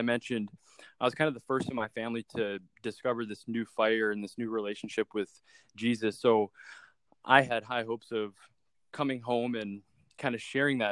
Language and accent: English; Sioux Falls, South Dakota, United States; I'm located in my hometown of Sioux Falls, South Dakota